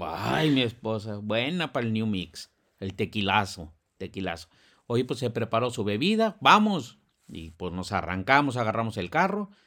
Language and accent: Spanish; Monterrey, Nuevo León, Mexico; los que somos de Monterrey